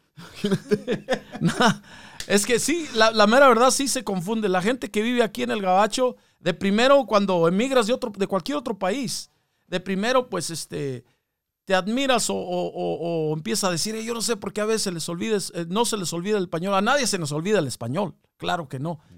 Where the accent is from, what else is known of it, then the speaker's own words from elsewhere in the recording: Mexico; now in United States; nosotros somos, somos de México, carnal, somos de, venimos de México